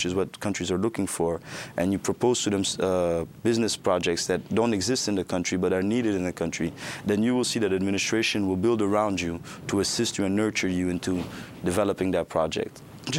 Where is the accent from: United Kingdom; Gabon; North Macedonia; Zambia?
Gabon; also born or lived in Virginia, United States; I was born in Gabon from American parents. I was raised in between Gabon and the United States in Virginia, where I attended part of my elementary school in the U.S., part in the French system in Gabon, and back and forth.